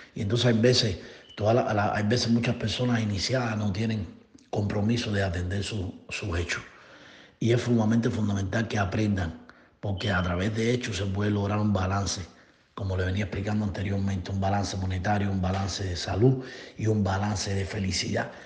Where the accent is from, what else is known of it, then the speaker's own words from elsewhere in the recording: Cuba; now in Florida, United States; Radico aquí en Florida, Estados Unidos. Soy cubano